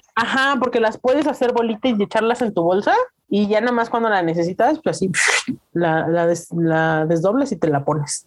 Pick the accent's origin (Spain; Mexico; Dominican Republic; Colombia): Mexico; los mexicanos, ¿cómo extrañamos la salsita?